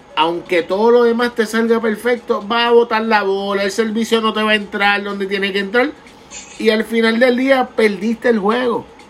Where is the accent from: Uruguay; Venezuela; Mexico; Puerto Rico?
Puerto Rico; como puertorriqueños